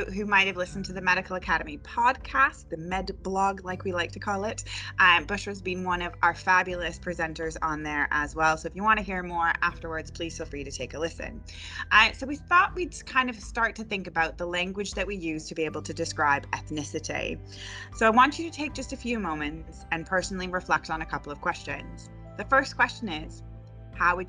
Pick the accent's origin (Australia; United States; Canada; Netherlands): Canada; moved away as an adult; now in Hull, United Kingdom; I am also Canadian